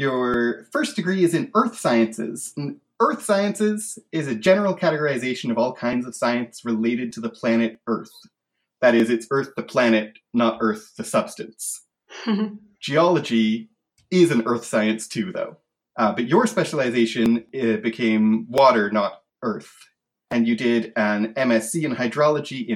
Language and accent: English; Canada; As a Canadian, I grew up in the part of Canada where there was a lot of French